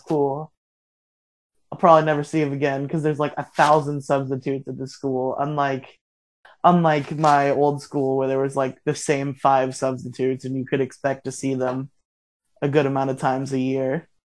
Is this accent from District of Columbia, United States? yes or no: no; Florida, United States; also born or lived in Massachusetts; I was born in Massachusetts, but I moved to we moved to Florida before I was before I turned two